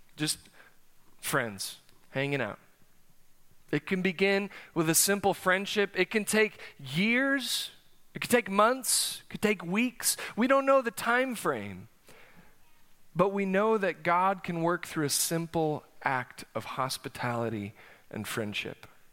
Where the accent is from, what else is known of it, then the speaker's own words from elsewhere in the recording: South Dakota, United States; moved away as an adult; now in Oklahoma, United States; I grew up in South Dakota, as you all know, uh, so I spent eighteen years forming some deep, lifelong relationships there.